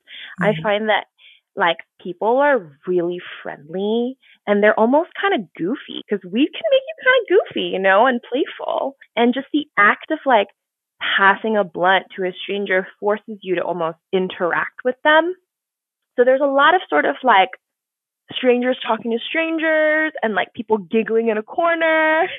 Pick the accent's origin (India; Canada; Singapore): Singapore; also born or lived in Tokyo / New York; So, I grew up in Singapore. I was born in Singapore and raised between Singapore, Tokyo, and New York.